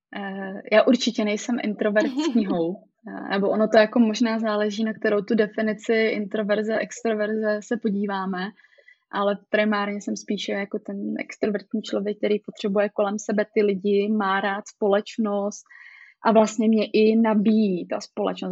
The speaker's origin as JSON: {"language": "Czech", "town": "Ostrava", "region": "Moravian-Silesian Region", "country": "Czechia", "said": "jsem z Ostravy, takže jsme tady takový přímý"}